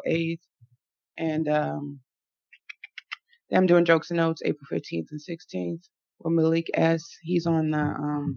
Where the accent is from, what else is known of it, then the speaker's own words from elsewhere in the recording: Lake Forest, Illinois, United States; I grew up in Lake Forest